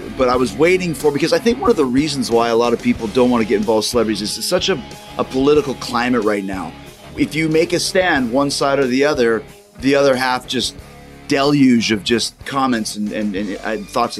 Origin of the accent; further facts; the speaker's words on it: Winnipeg, Manitoba, Canada; also born or lived in Saskatchewan; growing up, actually in Saskatchewan, Manitoba, obviously I'm from Winnipeg